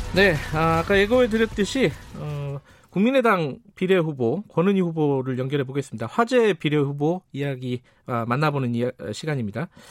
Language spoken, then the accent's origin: Korean; Daejeon, South Korea; 제가 사실 고향이 대전 중구입니다